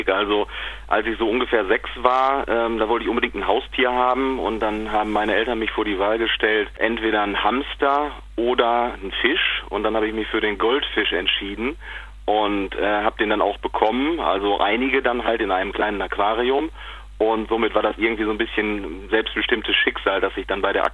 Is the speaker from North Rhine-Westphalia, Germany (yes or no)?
yes; Hille, North Rhine-Westphalia, Germany; ich komme aus Hille, das ist ein, äh, eine kleine Gemeinde am Nordhang des Wiengebirges